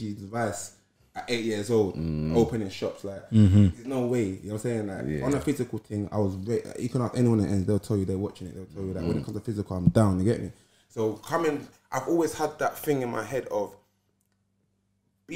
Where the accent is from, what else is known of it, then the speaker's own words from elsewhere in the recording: London, United Kingdom; I grew up in Deptford.